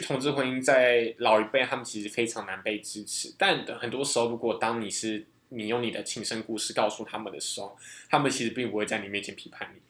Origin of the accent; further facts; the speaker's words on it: Taiwan; 我们是台湾人